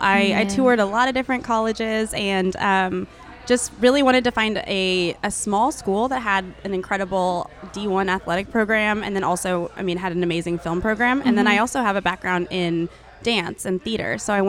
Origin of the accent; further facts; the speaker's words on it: Overland Park, Kansas, United States; moved away as an adult; also born or lived in Los Angeles / Spain; now in Dallas, United States; So I grew up in Kansas, and I was really, really... What part of Kansas? Overland Park.